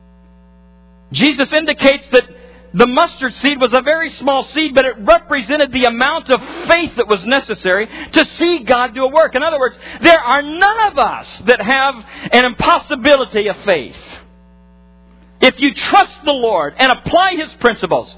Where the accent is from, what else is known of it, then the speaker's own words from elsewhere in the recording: Nebraska, United States; I grew up in farm country, in corn country in particular in Nebraska.